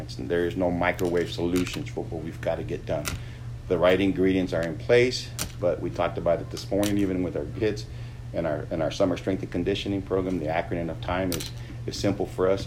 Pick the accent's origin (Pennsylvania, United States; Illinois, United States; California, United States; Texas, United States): Texas, United States; Eagle Pass; moved away as an adult; now in Lubbock, United States; I grew up in Eagle Pass